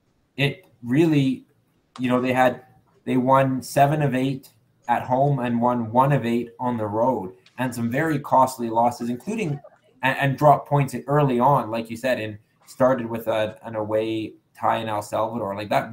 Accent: Canada; And as Canadian fans, with Canada being on the bubble, what it basically meant is FIFA you know, using rankings that we know have their flaws, they basically handpick teams into the final round

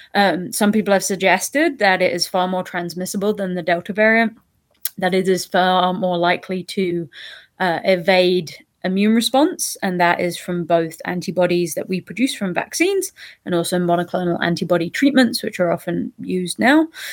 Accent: United Kingdom; now in Toronto, Canada; I'm from the U K originally, as you can probably hear in my accent

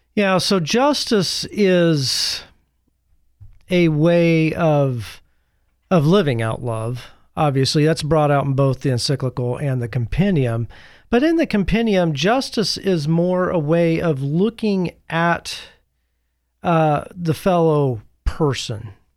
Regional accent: United States; as American Catholics

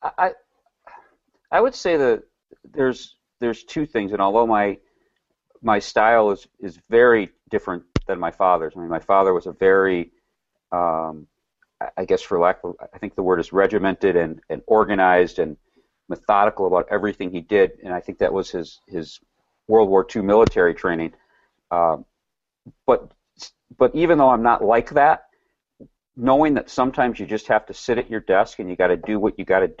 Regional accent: Milwaukee, Wisconsin, United States; also born or lived in Rochester

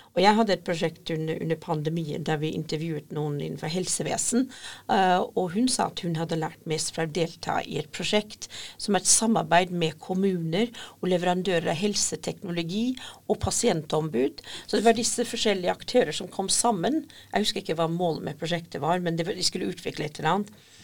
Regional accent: Scotland, United Kingdom; Norwegian is a second language; now in Norway; Jeg kommer opprinnelig fra Skottland, eh, men jeg har bodd i Norge i ca. 30 år

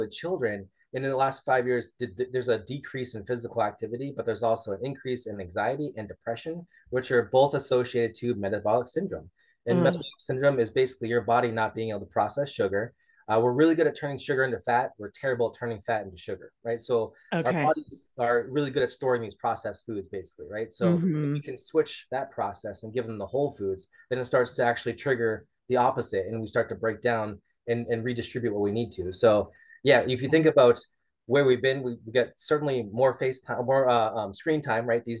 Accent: New England, United States; I'm from New England

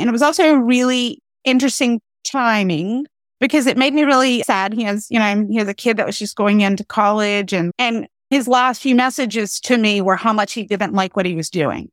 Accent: North Carolina, United States; moved away as an adult; also born or lived in Pennsylvania / Philadelphia / Southern New Jersey; I'm from North Carolina.

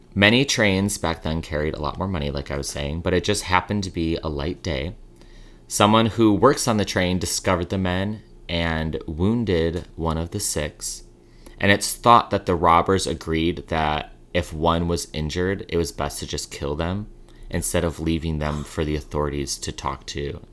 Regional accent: Chicago, Illinois, United States; now in New York City, United States; Growing up in Chicago

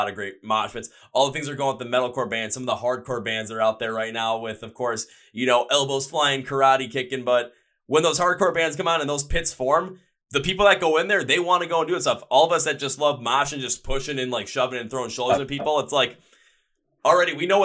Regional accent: Milwaukee, Wisconsin, United States; I'm in my hometown of Milwaukee

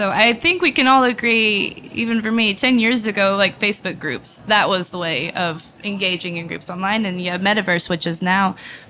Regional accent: United States; I'm from America, but my family's in Belgium.

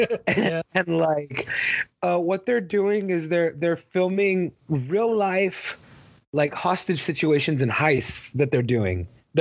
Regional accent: Texas, United States; I'm from Texas

